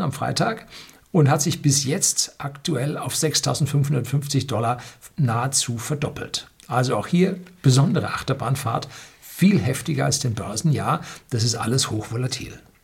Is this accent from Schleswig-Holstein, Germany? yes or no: no; Bavaria, Germany; Bei uns in Bayern